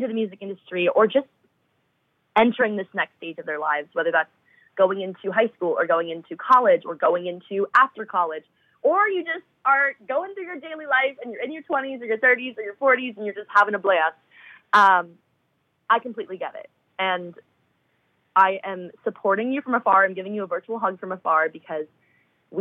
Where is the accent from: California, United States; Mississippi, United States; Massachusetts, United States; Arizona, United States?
Massachusetts, United States; Boston; moved away as an adult; now in Nashville, United States; my hometown